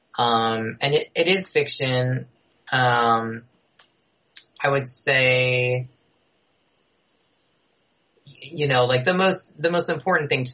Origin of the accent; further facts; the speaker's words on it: Rockland County, New York, United States; I grew up outside New York City in the suburbs, yeah. Uh-huh. So I'm from Rockland County, so across the river from Westchester